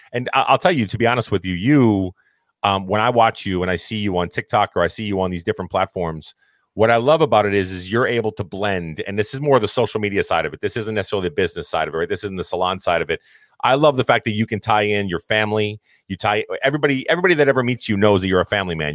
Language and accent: English; Massachusetts, United States; I'm from Massachusetts, we all spoke our mind